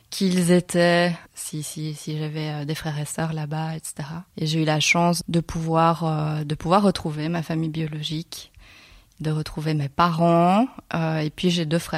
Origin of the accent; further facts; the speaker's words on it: Belgium; also born or lived in Seoul, South Korea; now in Barcelona, Spain; Je suis née à Séoul, plus précisément, euh, et puis je suis arrivée en Belgique à l'âge de 4 mois.